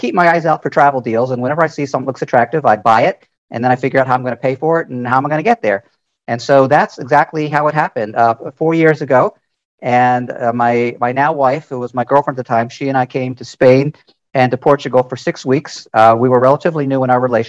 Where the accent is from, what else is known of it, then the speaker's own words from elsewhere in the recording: United States; I'm 68 years old, born in the United States, and my mother was Hungarian